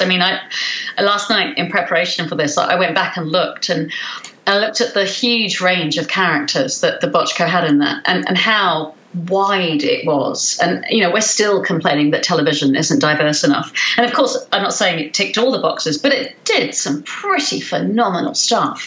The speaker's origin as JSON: {"language": "English", "country": "New Zealand", "tie": "born or raised there", "also_born_or_lived": "South London / Wellington", "moved": "yes", "lives_now": "London, United Kingdom", "said": "born in South London, not far from where I live now, and we moved to New Zealand."}